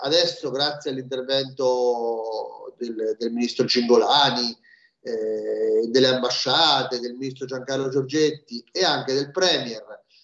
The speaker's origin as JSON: {"language": "Italian", "region": "Marche", "country": "Italy", "said": "Io sono marchigiano"}